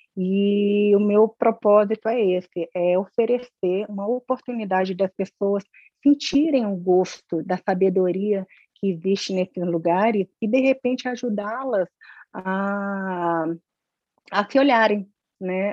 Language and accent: Portuguese; Brasília, Federal District, Brazil; eu nasci aqui em Brasília